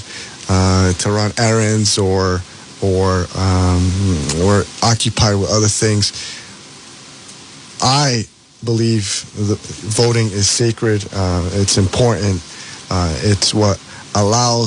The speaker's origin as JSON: {"language": "English", "town": "Central Falls", "region": "Rhode Island", "country": "United States", "tie": "born or raised there", "said": "I'm a lifelong Rhode Islander, born and raised in Central Falls"}